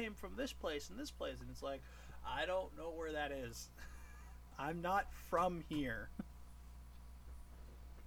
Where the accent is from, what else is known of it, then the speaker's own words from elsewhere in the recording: Toronto, Ontario, Canada; now in Newfoundland, Canada; I'm from Toronto